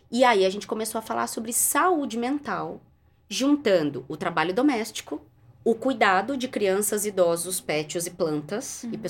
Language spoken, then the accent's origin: Portuguese; Barbacena, Minas Gerais, Brazil; Quando eu era criança pequena lá em Barbacena, eu ficava muito brava porque as pessoas me procuravam no trabalho só para me dar problema.